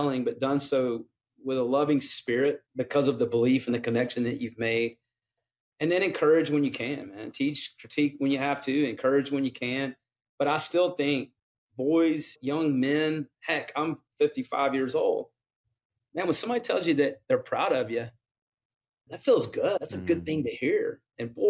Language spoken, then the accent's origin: English; Mississippi, United States; I was also growing up in Mississippi during the time of the rise of the SEC.